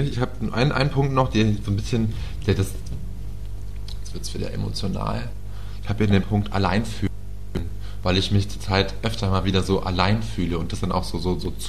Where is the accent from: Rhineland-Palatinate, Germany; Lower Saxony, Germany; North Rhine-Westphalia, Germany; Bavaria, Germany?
Lower Saxony, Germany; Peine; in meiner Heimatstadt Peine